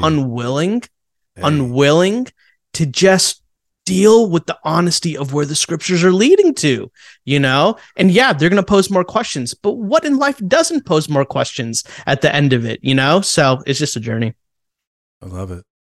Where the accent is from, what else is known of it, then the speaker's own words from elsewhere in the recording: India; moved away; I'm Indian from India